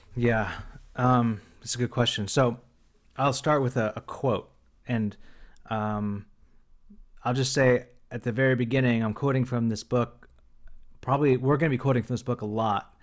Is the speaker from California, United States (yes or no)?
yes; Bakersfield, California, United States; moved away as an adult; now in San Francisco, United States; Matt and I grew up in the most conservative part of Baker, of California, Bakersfield, California